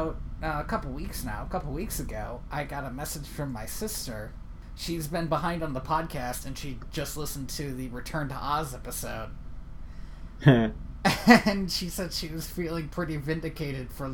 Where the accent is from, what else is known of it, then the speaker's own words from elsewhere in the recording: Cleveland, Ohio, United States; I grew up in Cleveland